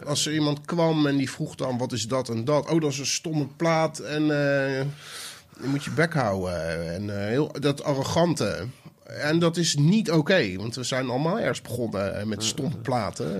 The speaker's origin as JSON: {"language": "Dutch", "town": "Rotterdam", "region": "South Holland", "country": "Netherlands", "said": "Ik kwam uit Rotterdam."}